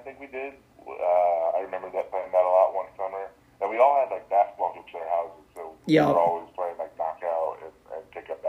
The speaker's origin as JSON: {"language": "English", "region": "Iowa", "country": "United States", "tie": "born or raised there", "said": "I didn't have anything crazy of a childhood. I was born here in the Quad Cities."}